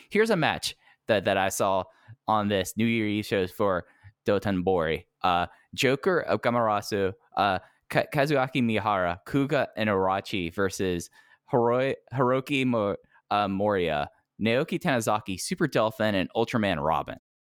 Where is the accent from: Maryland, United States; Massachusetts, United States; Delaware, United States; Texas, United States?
Texas, United States; growing up in Texas